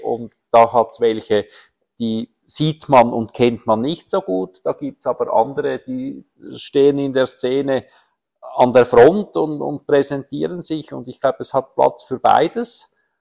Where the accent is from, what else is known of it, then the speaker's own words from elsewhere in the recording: Horgen, Zurich, Switzerland; Ich bin in Horgen aufgewachsen